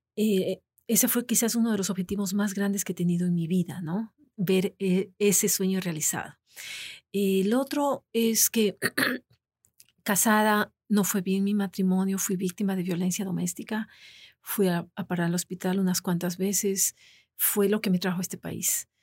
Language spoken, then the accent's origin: Spanish; Ecuador; moved away as an adult; also born or lived in Florida, United States; now in United States; fiesta nacional en mi país